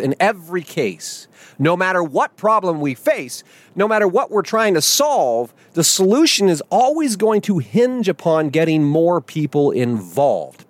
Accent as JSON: {"language": "English", "country": "United States", "said": "our first duty as American citizens"}